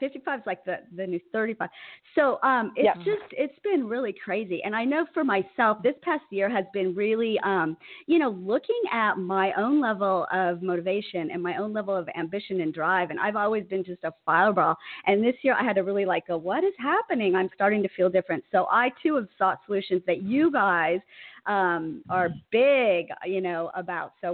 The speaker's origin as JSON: {"language": "English", "town": "Huntington Beach", "region": "California", "country": "United States", "said": "We are from Huntington Beach"}